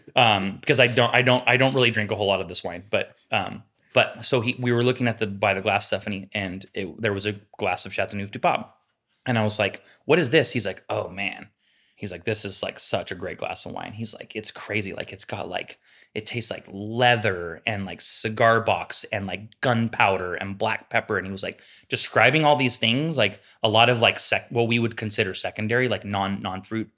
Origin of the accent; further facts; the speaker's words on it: Sacramento, California, United States; We grew up together in East Sacramento